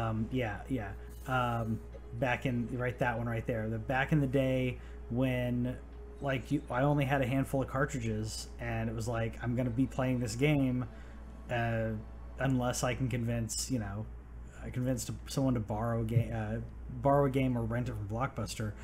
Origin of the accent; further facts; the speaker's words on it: United States; I'm American